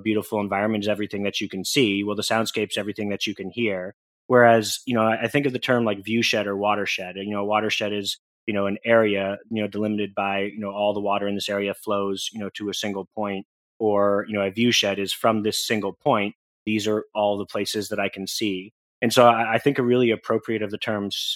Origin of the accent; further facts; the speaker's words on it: Portland, Oregon, United States; I'm originally from Portland, Oregon in the United States